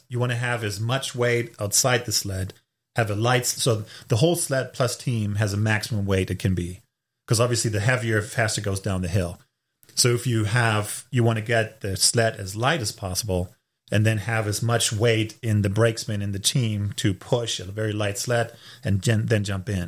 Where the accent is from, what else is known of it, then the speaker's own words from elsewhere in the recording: Hamburg, Germany; English is a second language; moved away as an adult; also born or lived in Raleigh, North Carolina, United States; now in United States; I'm born and raised in Germany in the northern part in Hamburg, lived there for 26 years of my life